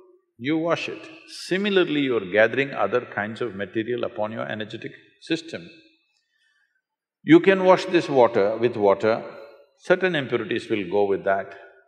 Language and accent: English; South India, India; English is a second language; In South India, without having a shower, we won't step out of our home.